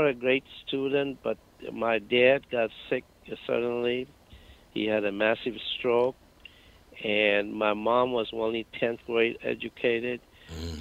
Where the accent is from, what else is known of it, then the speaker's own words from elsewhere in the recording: Patna, Bihar, India; moved away as an adult; also born or lived in Darbhanga, India / New York City, United States; now in United States; I grew up in a small city called Patna. Patna, actually, I was born in a small city called Darbhanga